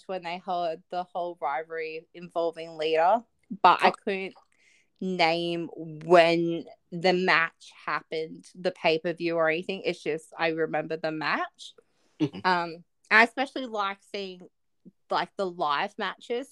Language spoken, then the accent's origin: English; Australia